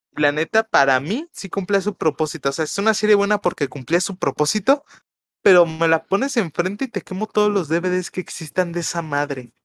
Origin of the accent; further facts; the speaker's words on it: Mexico; como mexicano te lo tengo que reconocer